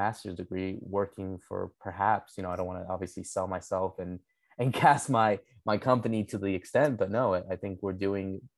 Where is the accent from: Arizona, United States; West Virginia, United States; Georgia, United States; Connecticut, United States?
Connecticut, United States; I'm a Paraguayan descent. Obviously, I was born and raised here in the United States. I grew up here in Connecticut all my life.